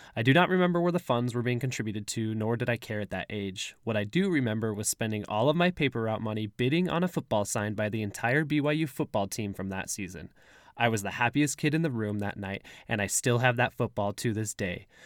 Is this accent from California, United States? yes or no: no; Provo, Utah, United States; Growing up in Provo